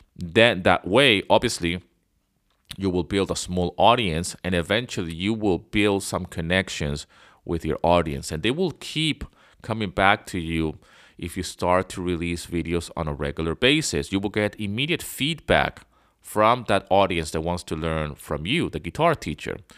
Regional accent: Venezuela; moved away as an adult; also born or lived in London, England / Canada; I was born in England, but I grew up in Venezuela

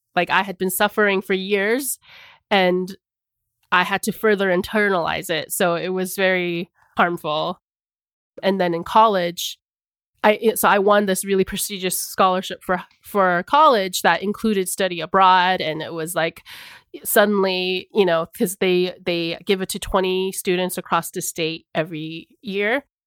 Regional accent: Arizona, United States; the isolation I had felt growing up in Arizona

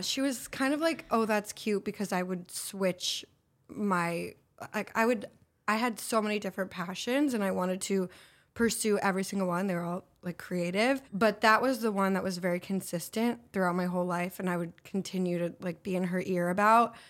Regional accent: Los Angeles, California, United States; I'm from here, L A.

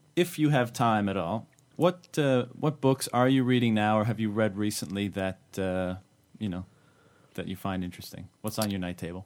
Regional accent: Canada; now in China; I'm from Canada, and back home in Canada

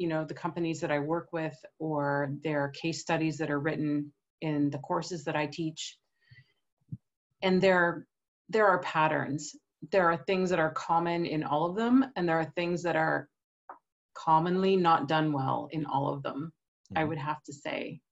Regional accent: Canada; moved away as an adult; also born or lived in United States; now in Europe; I'm from Canada

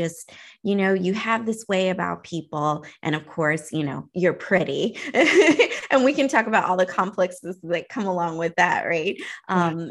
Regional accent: Oklahoma, United States; I come from Oklahoma, so it's a pretty small town.

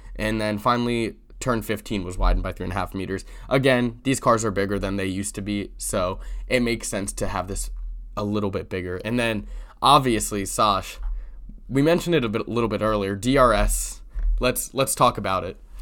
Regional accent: United States

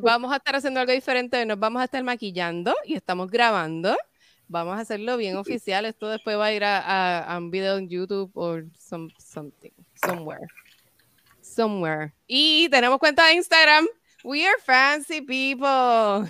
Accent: Puerto Rico; moved away as an adult; now in Connecticut, United States; nosotras por ser puertorriqueñas

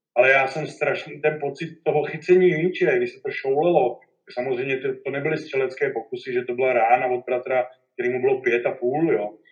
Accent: Benátky nad Jizerou, Central Bohemian Region, Czechia; to už jsme se stěhovali z Benátek na Dizerou na Horka

